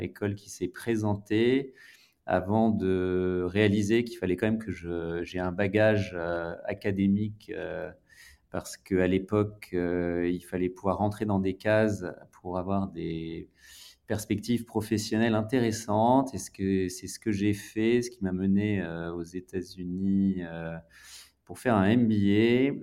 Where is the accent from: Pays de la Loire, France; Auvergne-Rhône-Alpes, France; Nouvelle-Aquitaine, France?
Auvergne-Rhône-Alpes, France; Grenoble; moved away as an adult; also born or lived in Lyon; je suis originaire de Grenoble, donc une ville